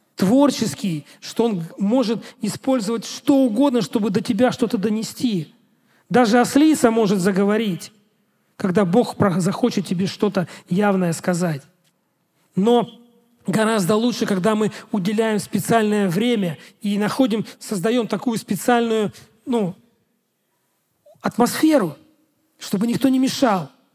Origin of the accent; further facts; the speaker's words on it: Russia; я пастор из России